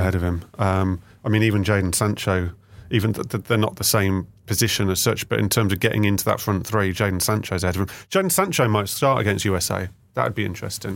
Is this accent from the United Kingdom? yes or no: yes; the Midlands, England, United Kingdom; I'm from the Midlands